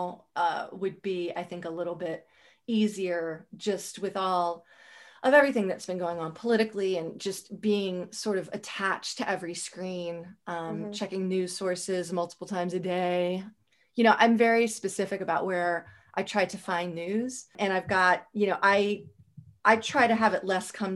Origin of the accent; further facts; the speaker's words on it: Howard County, Maryland, United States; I grew up in Howard County.